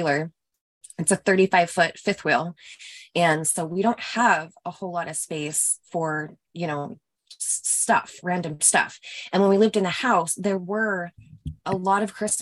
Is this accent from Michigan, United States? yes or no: no; Utah, United States; moved away as an adult; now in Florida, United States; We're originally from Utah and all of our family, most of both sides of our families are in Utah